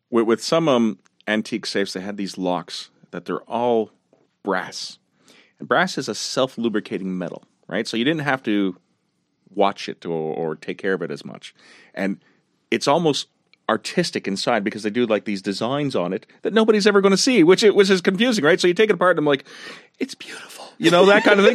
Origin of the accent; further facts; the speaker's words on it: Montreal, Quebec, Canada; I grew up in La Salle, right next to Verdun